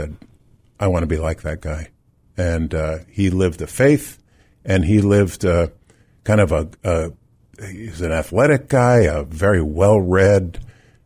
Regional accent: Milford, Connecticut, United States; now in Gloucester, United States; I'm a native New Englander, Danny. I grew up in Milford, Connecticut, so not far from the water

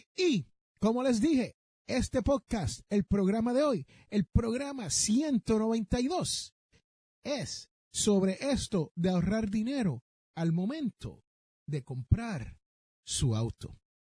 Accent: Puerto Rico; yo me crié en Puerto Rico

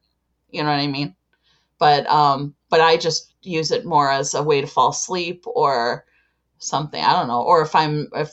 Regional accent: Chicago, Illinois, United States; I am from Chicago, Illinois

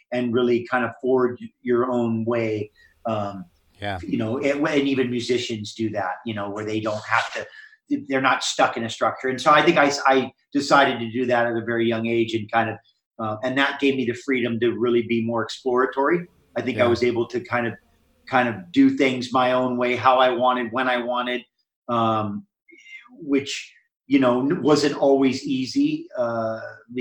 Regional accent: Hawaii, United States; I grew up in Hawaii

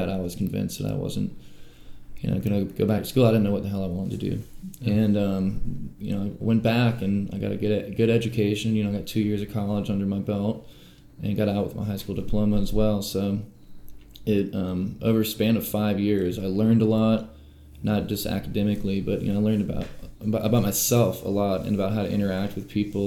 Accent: Weaverville, North Carolina, United States; also born or lived in Asheville; I was born, you know, here in Asheville in Mission Hospital, and then I more or less grew up in Weaverville Primary, you know, and North Windy Ridge

